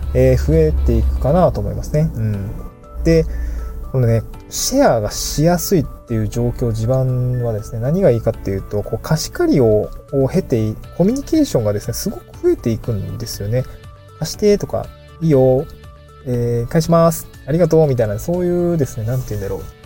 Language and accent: Japanese; Niigata, Japan; moved away; 新潟出身